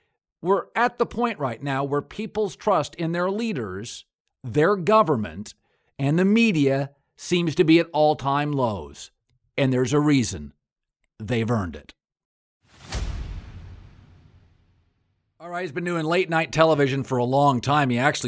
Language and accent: English; United States; I'm from rural America.